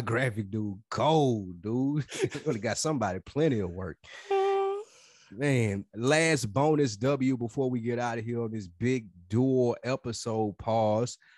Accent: Nashville, Tennessee, United States; moved away as an adult; now in Atlanta, United States; we're from Nashville.

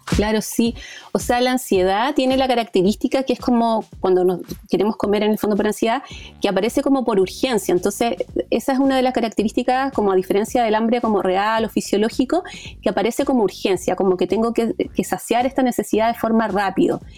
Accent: Chile; yo soy psicóloga de Chile

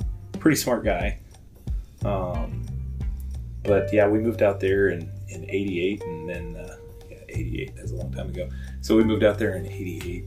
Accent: southwest West Virginia, United States; now in Pendleton, United States; I grew up back east in southwest West Virginia, pretty close to the triple point between Ohio, Kentucky, and West Virginia.

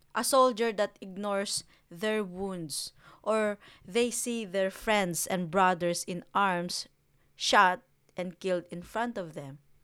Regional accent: Philippines; now in New Zealand; I grew up in the Philippines

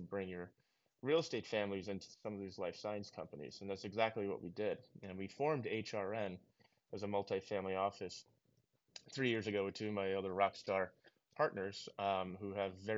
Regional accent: New York, United States; I'm originally from New York

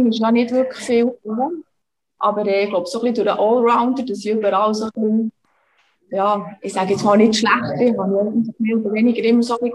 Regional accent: Bern, Switzerland; now in Köniz, Switzerland; Also ich bin in der Nähe aufgewachsen, also im Kanton Bern in Serisil, das ist ja

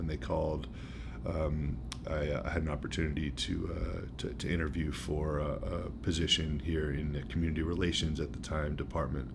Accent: Brookline, Massachusetts, United States; I'm from Brookline, Massachusetts, originally.

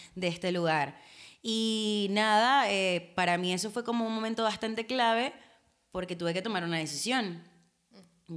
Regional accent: Venezuela; now in Argentina; como venezolanos, o sea, sabes que nosotros crecimos con el Miss Venezuela

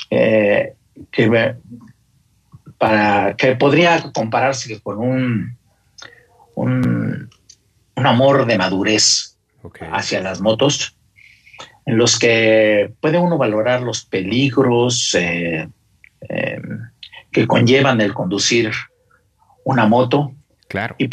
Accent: Mexico City, Mexico; soy originario de la Ciudad de México, eh, del, barrio Bravo de Tacuaya. Y ahí iniciaron precisamente mis inicios, mi romance, mi largo romance con la moto.

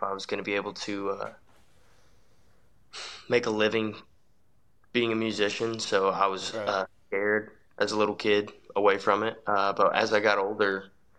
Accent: Midland, Texas, United States; I'm originally from Midland, Texas. So I'm a country singer out of West Texas.

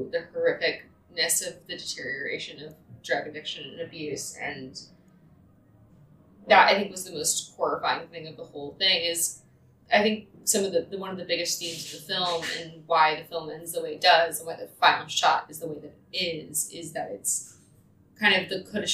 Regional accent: the South, United States; in my life and like my family's life growing up in the South

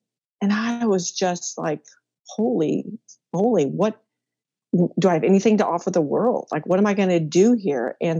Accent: Midwest, United States; I'm a Midwest girl, born and raised there

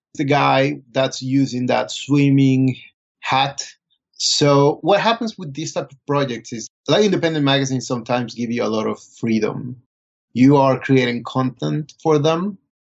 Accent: Colombia; moved away as an adult; also born or lived in Bogota; now in New York, United States; I was born and raised in Colombia. I went to school for cinema in Bogota.

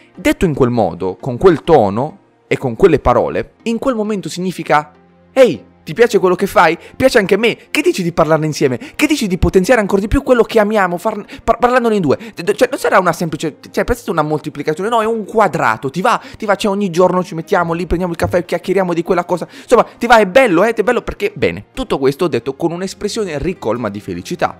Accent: Bari, Apulia, Italy; sono di Bari

